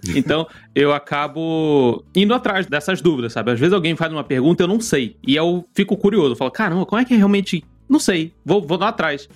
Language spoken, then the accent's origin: Portuguese; Rio de Janeiro, Brazil; also born or lived in Nova Iguaçu; now in São Paulo, Brazil; eu sou do Rio de Janeiro e. Hoje eu moro em São Paulo, mas eu, eu morava em Nova Iguaçu